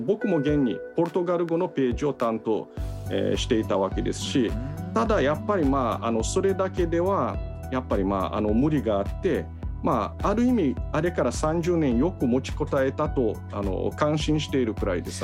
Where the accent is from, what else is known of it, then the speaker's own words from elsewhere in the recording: Brazil; 僕らのようにこのブラジルで生まれ育った移民の子孫